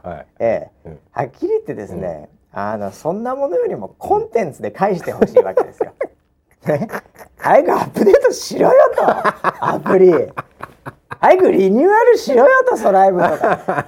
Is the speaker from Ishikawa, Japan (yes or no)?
no; Chiba, Japan; also born or lived in New York, United States; まあ、僕千葉ですけど